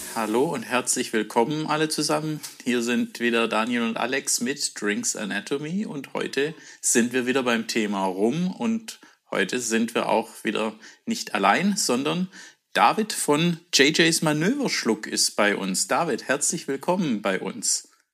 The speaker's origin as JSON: {"language": "German", "region": "Swabia", "country": "Germany", "said": "bei uns Schwaben"}